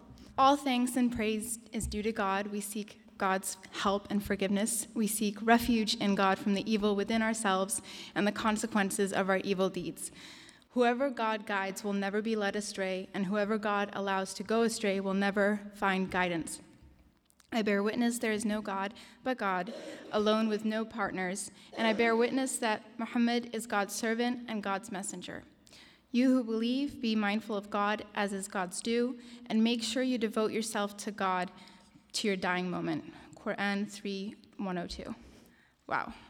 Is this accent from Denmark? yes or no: yes; Denmark; also born or lived in Japan / United States; I'm Syrian and Danish, the oldest in a family of 8 children. I was born in Denmark and spent the first 6 years of my life living in Japan. I still remember learning the moment that we were going to be moving to the United States.